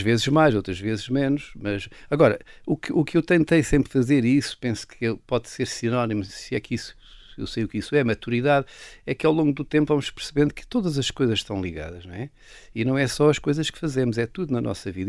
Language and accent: Portuguese; Castelo Branco, Centro, Portugal; Eu nasci em Castelo Branco, mas fui por acaso, a casa dos meus avós, mas a minha vida, os meus primeiros 12 anos foram numa aldeia